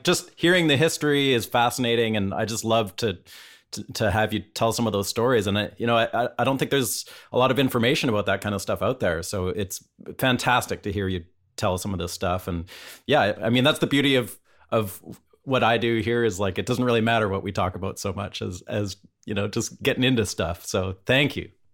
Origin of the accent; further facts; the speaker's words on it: Vancouver, British Columbia, Canada; moved away; I'm from Vancouver originally, just up in Canada